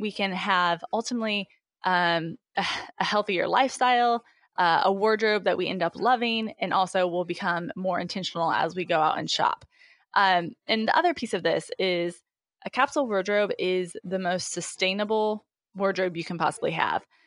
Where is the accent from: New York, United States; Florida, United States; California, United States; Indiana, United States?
Indiana, United States; moved away as an adult; also born or lived in Memphis, Tennessee / Pennsylvania; now in Cincinnati, United States; I am originally from Indiana